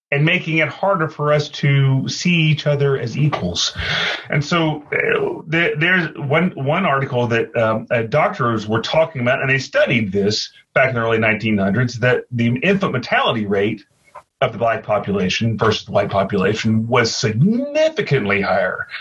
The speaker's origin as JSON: {"language": "English", "region": "the South", "country": "United States", "tie": "born or raised there", "said": "I am living in the South, growing up in the South"}